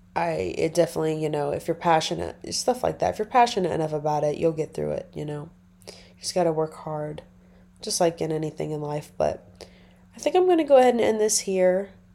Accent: Nebraska, United States; moved away; I'm originally from Nebraska

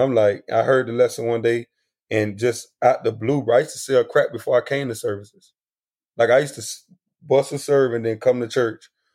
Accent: South Florida, United States; I was exposed to a lot of a lot of different things growing up in South Florida

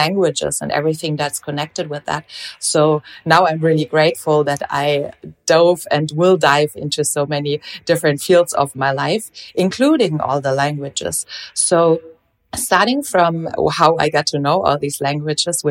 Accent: Germany; they moved back to Germany, where I actually came from. And so instead of Portugal, I grew up in Germany

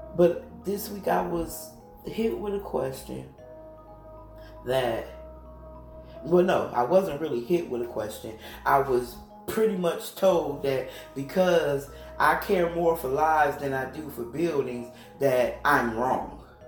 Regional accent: United States; I am American

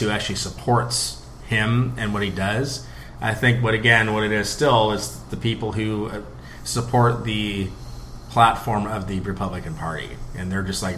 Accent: United States; being an American overseas

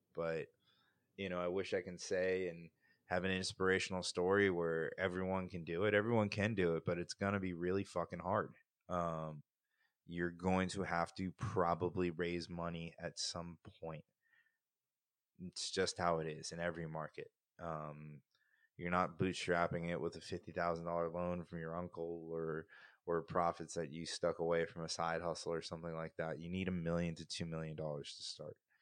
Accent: New Jersey, United States; now in Florida, United States; I grew up in New Jersey

